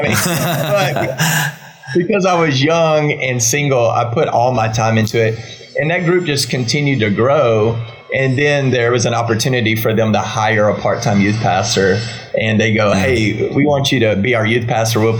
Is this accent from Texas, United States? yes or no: yes; Waco, Texas, United States; also born or lived in Dallas; I grew up in Texas, been in Texas my whole life